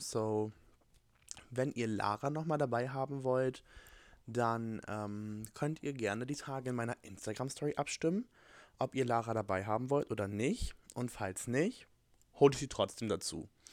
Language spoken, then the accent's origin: German; Germany; moved away as an adult; now in Alabama, United States; ich komme aus Deutschland und bin jetzt hier für ein Au-pair-Jahr